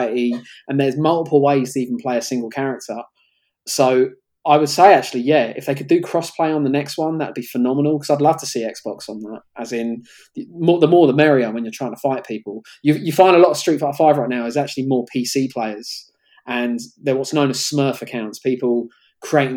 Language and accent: English; London, United Kingdom; Cricklewood was my hometown in Northwest London